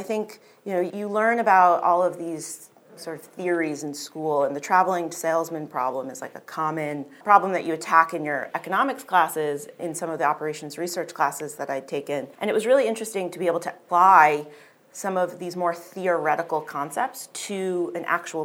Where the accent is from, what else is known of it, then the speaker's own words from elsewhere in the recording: New York City, New York, United States; moved away as an adult; also born or lived in Los Angeles; as a New Yorker